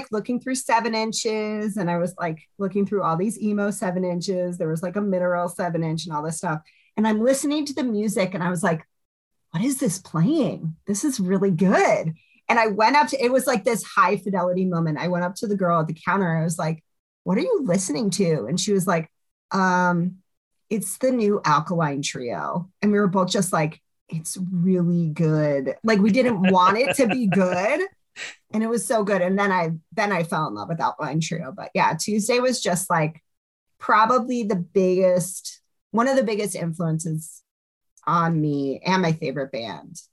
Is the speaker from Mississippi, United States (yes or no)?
no; Munster, Indiana, United States; I grew up in Northwest Indiana, okay, Munster